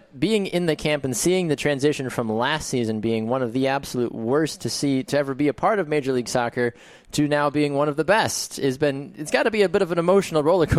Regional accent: Wisconsin, United States; it's great to talk with a fellow Wisconsinite.

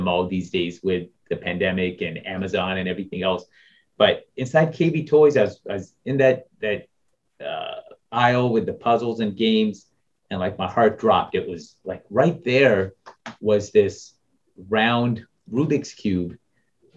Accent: Topeka, Kansas, United States; I grew up in Topeka, Kansas

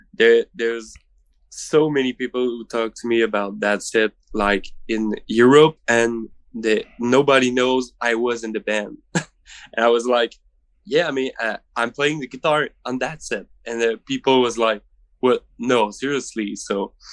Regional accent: Rimouski, Quebec, Canada; We're from Rimouski.

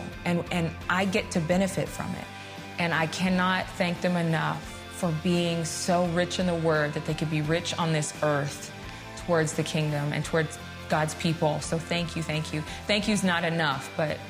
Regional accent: Sacramento, California, United States; moved away as an adult; also born or lived in Dallas-Fort Worth, Texas / Los Angeles, California; now in New York City, United States; I lived in my hometown, Sacramento, California

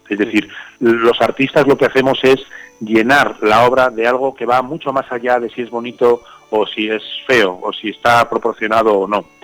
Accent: Burgos, Castile and León, Spain; de Burgos.

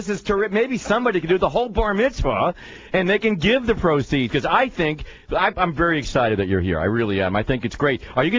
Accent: New York City, New York, United States; moved away; I'm Jewish. I can say this. The Jewish people might like that. They go, because I love classical music. I had a subscription to Carnegie when I was a kid growing up in New York City.

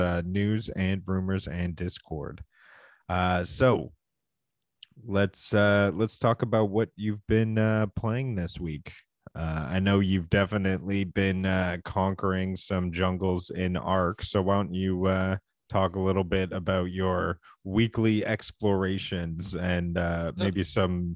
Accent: Canada; we're two Canadian gaming enthusiasts

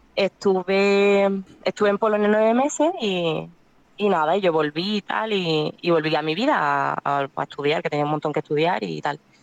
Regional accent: Málaga, Andalusia, Spain; moved away; also born or lived in Cádiz; yo soy de Málaga, pero estudio en Cádiz

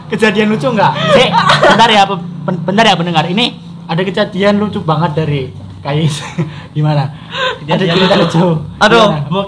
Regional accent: Tegal, Central Java, Indonesia; saya dari Tegal tentunya

